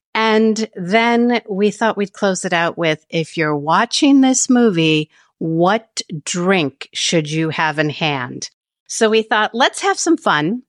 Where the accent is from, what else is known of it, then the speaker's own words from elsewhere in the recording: Cleveland, Ohio, United States; that is my hometown